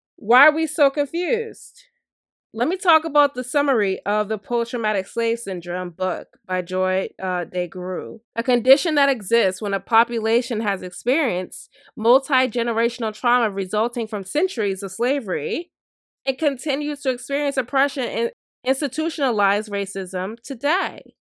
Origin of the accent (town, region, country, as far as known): United States